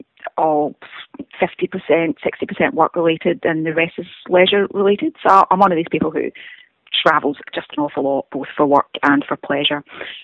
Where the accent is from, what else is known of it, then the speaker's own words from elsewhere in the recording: Scotland, United Kingdom; accent: Scottish; moved away; is about 21 miles outside of Glasgow, hence the accent. However, most people back home think that my accent has changed. Right. But I guess I'll always have a Scottish accent. So I moved here in 1998 for 12 months, and I never went home